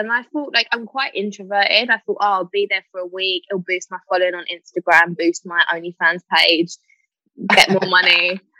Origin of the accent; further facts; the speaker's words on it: Essex, East of England, United Kingdom; My whole life growing up, I always wanted to live in London, but I tried it for a bit. But I don't know. It's just nice being where I grew up. It's really green. It's pretty.